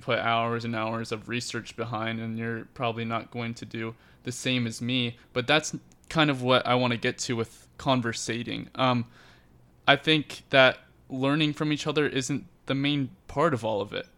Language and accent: English; Lake Mary, Florida, United States; growing up in Lake Mary